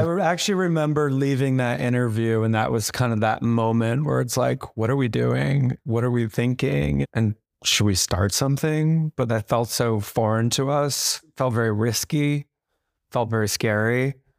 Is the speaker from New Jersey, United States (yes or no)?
yes; New Jersey, United States; moved away as an adult; also born or lived in Tokyo, Japan; now in New York, United States; moved to America around kindergarten and to New Jersey